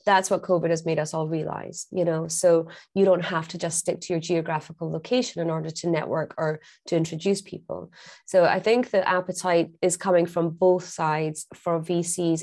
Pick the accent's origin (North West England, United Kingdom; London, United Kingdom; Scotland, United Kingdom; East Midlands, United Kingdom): Scotland, United Kingdom; I'm Scottish